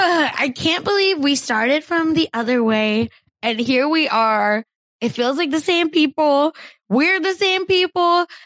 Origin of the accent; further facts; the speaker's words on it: India; I'm Indian